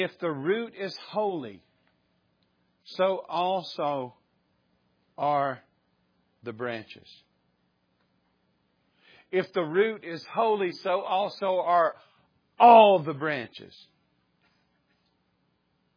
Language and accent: English; the South, United States; we grew up in the South we grew up around church or in church